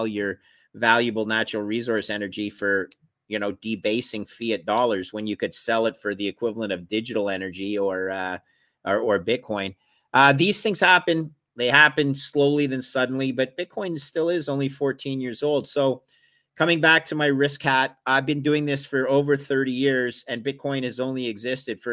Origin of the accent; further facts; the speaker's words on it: Canada; I'm a Canadian